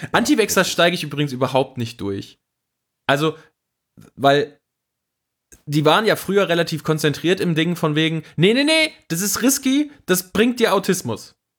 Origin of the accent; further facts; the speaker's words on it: Siegerland, North Rhine-Westphalia, Germany; now in Cologne, Germany; ich bin ja nach Köln gezogen, ich komme aus dem Siegerland